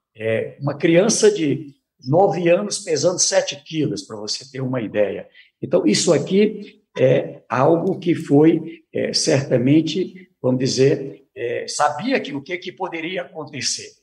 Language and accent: Portuguese; Brazil; Somos brasileiros